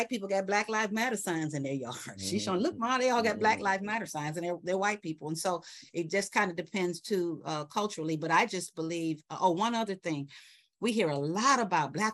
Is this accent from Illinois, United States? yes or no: yes; Chicago, Illinois, United States; also born or lived in New York / Atlanta; now in Florida, United States; I'm born and raised in Chicago. I've lived in New York. I've lived in Atlanta.